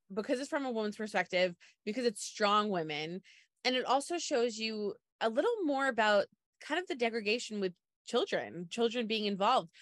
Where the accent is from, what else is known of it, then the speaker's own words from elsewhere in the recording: Long Island, New York, United States; I'm from Long Island